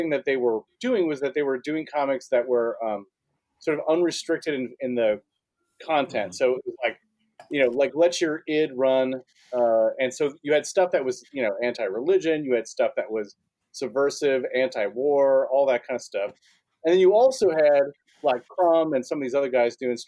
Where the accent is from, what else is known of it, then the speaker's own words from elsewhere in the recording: Wausau, Wisconsin, United States; in my hometown, there was a comic shop, and it was solid, but they didn't carry adult comics. But there was a pawn shop that was down the street.